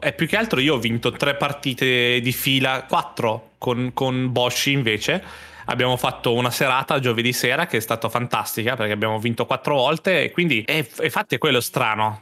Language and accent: Italian; Italy; io sono italiano.